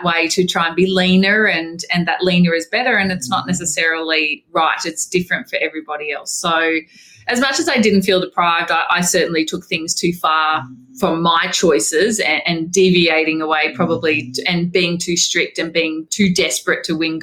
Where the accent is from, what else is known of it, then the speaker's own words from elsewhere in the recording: Wamuran, Queensland, Australia; I grew up in Wormuran in Queensland